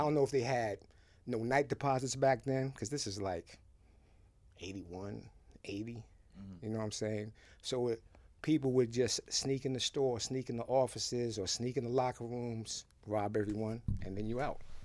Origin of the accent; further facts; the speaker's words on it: Haiti; also born or lived in Boston; now in New York, United States; I was born in Haiti